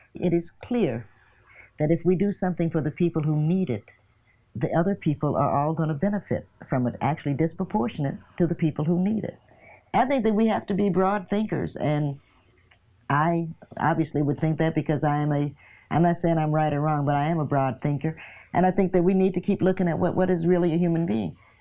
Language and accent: English; Cincinnati, Ohio, United States; moved away as an adult; also born or lived in New York; now in Knoxville, United States; I was born in Knoxville, but in August they moved to Cincinnati because they were just waiting on on my birth